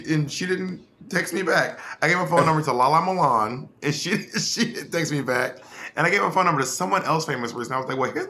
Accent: Scotland, United Kingdom; and I'm also Scottish.

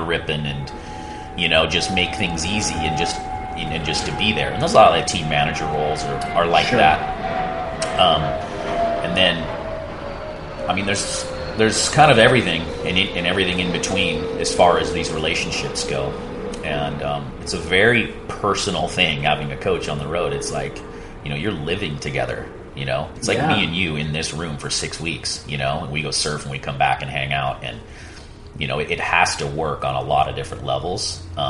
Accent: Santa Cruz, California, United States; I came from Santa Cruz where no one was a pro surfer at the time, or at least a competitive surfer.

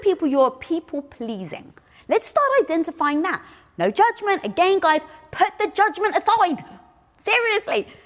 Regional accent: United Kingdom; I'm British. I'm Greek.

